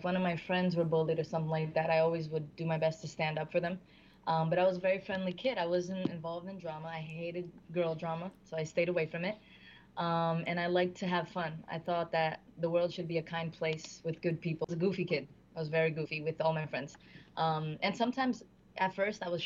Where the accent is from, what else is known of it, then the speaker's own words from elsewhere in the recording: Newark, New Jersey, United States; I was born in Newark, raised in Newark, went to school in Newark, went to high school.